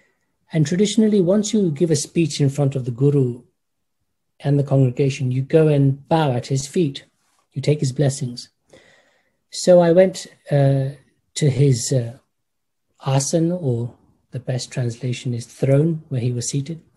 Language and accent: English; United Kingdom; growing up in the United Kingdom, my family, I can say, was classical Orthodox Hindu